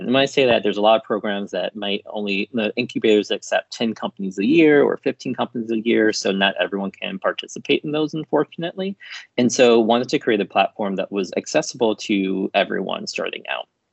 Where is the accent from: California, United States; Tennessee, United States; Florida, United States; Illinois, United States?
Illinois, United States; Chicago; I grew up in Chicago on the south side of the city in a predominantly black neighborhood.